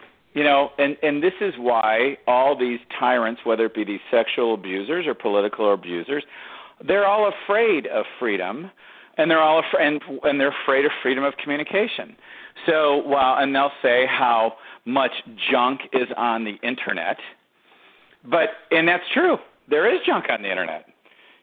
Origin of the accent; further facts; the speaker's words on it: Detroit, Michigan, United States; I grew up in Detroit